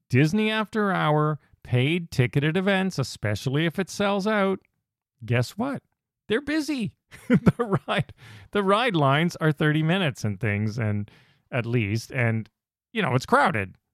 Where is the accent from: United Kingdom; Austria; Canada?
Canada; We're from Canada